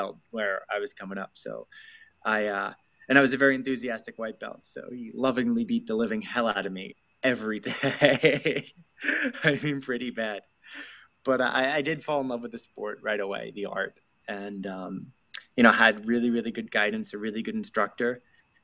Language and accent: English; Smithtown, New York, United States; I grew up on Long Island